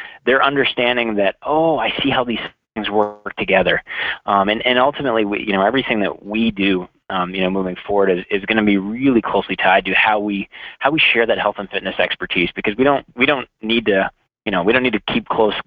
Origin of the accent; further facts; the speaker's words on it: Central Maine, United States; moved away as an adult; now in Minneapolis, United States; I'm from New England originally, so I'm from Central Maine.